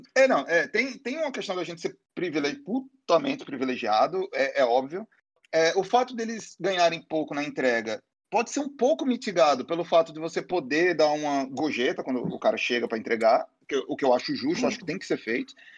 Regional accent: Aracaju, Sergipe, Brazil; moved away as an adult; now in Rio de Janeiro, Brazil; eu moro no Rio, né, já tem, acho que doze anos, sei lá, mas, é, fui criado em Aracaju

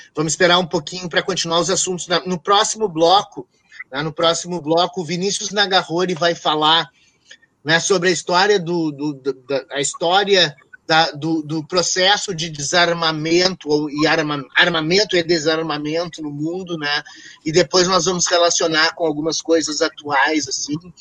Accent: Brazil; eu era brasileiro

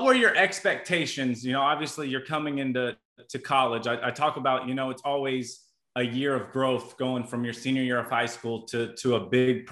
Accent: near Converse, Indiana, United States; Converse, Indiana, which is literally 10 minutes from my hometown

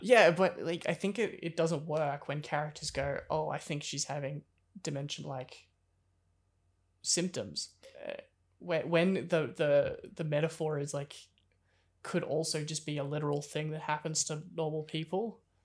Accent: Australia

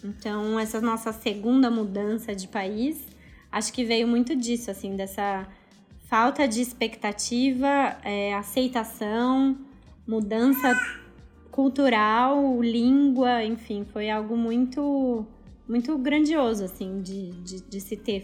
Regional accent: Brazil; also born or lived in Australia; now in Indonesia

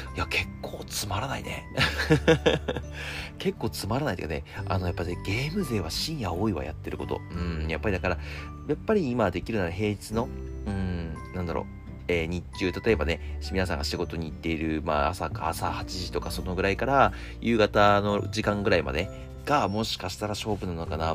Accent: Akita, Japan; moved away as an adult; now in Tokyo, Japan; 一回秋田に帰ったんですよ、僕。

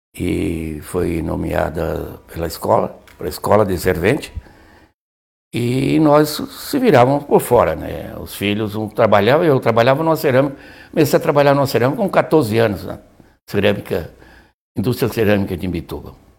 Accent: Imbituba, Santa Catarina, Brazil; Nascemos em Bituba, que era distrito de Laguna

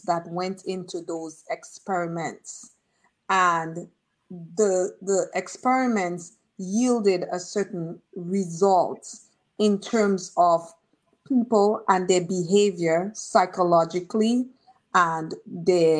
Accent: Marigot, Saint Andrew Parish, Dominica; also born or lived in Roseau, Dominica; I grew up, Marigot had one housing scheme. My mom had a house in it.

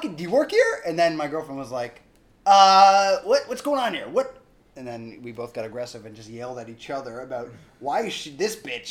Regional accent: Canada; I'm Canadian

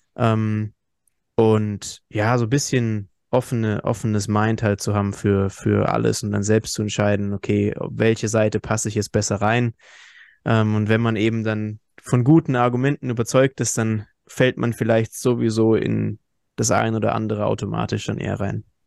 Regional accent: Hesse, Germany; wir kommen ja aus Hessen

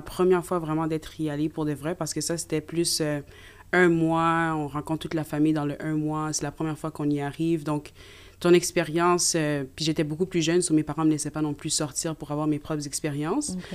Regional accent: Canada; mes parents sont nés là-bas, mais moi, j'ai grandi ici au Canada

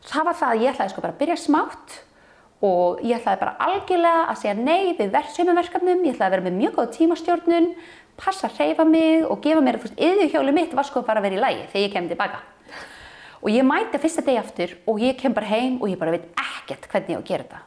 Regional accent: Kópavogur, Capital Region, Iceland; Ég er alveg upp upp á Vassenda við ellega vatn og þá var það bara falleg sveit.

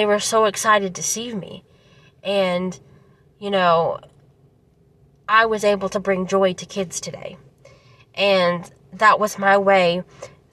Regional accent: Daviess County, Kentucky, United States; I'm from Davis County.

